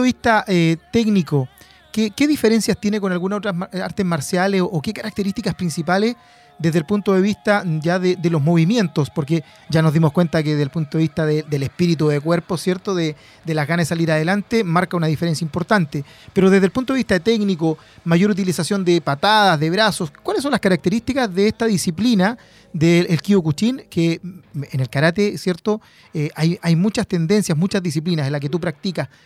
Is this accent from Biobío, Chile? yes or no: yes; Penco, Biobío, Chile; born or raised there